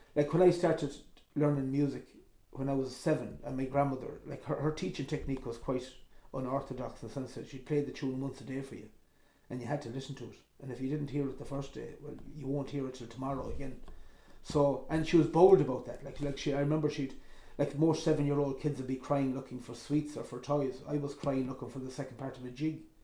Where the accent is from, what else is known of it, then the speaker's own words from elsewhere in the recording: Ireland; also born or lived in Belmullet; I'm from Ireland